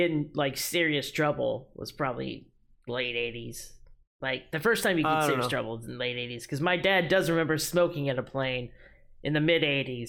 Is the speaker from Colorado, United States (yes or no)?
no; Wichita, Kansas, United States; I grew up in Wichita, which is south Kansas